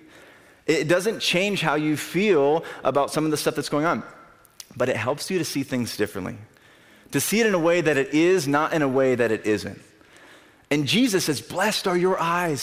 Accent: Albia, Iowa, United States; I grew up in Albany

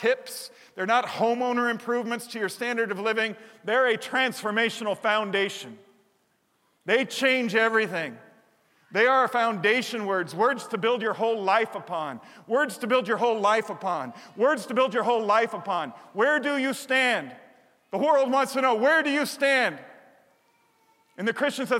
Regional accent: Chicago, Illinois, United States; moved away; I grew up in Chicago

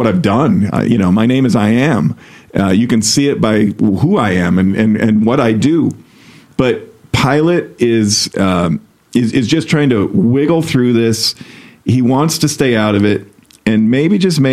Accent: United States; being an American

